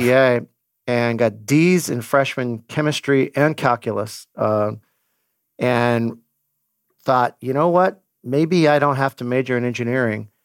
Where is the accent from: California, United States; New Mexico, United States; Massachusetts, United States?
California, United States; Glendora; now in San Luis Obispo, United States; I grew up in Glendora, California